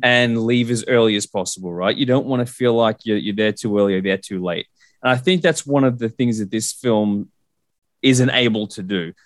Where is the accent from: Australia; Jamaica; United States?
Australia; as someone from Australia